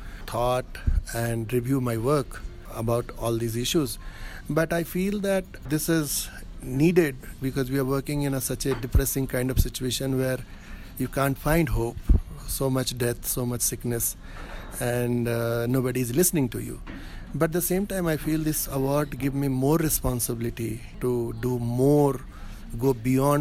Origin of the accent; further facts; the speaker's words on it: India; I'm from India